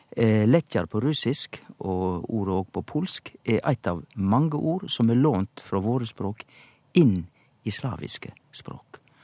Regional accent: Indre Sogn, Vestland, Norway; som liten i Indre Sogn i bedehuskulturen

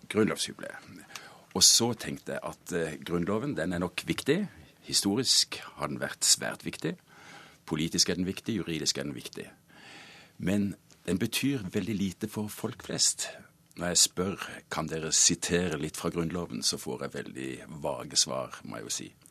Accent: Norway; now in Germany

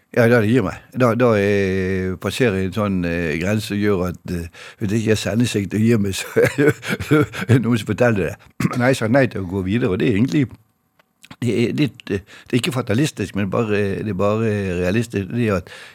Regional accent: Bergen, Vestland, Norway; jeg er fra Bergen

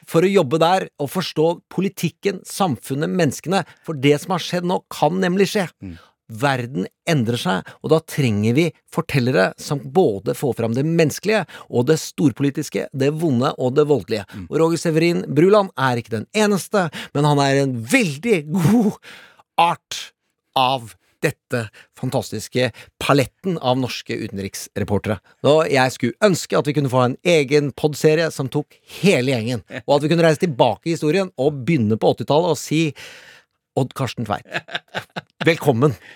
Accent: Norway; jeg er 48 år. Eh, jeg har vokst opp i Norge med NRK, etter hvert TV 2

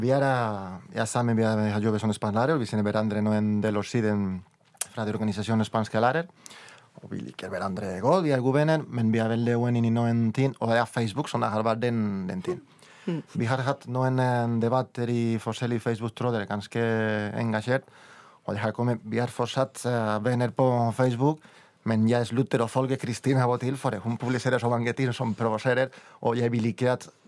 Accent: Valladolid, Castile and León, Spain; Norwegian is a second language; Jeg er fra Valladolid i Castilla, i León.

